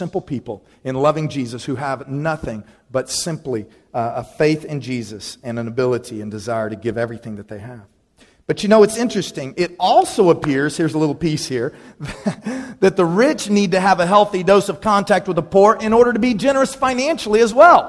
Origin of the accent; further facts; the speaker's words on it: Dallas, Texas, United States; When I grew up in Dallas, Texas, I was by no means poor, but I did go to a high school there that was all about status.